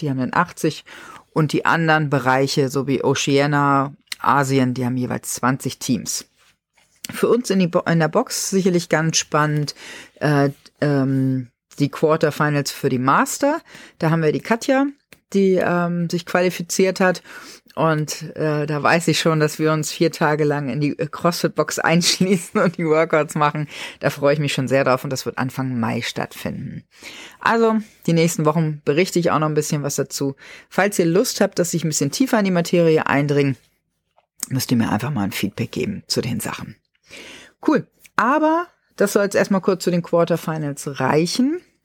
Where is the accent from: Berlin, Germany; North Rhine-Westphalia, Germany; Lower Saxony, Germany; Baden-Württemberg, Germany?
Lower Saxony, Germany; bei uns in Niedersachsen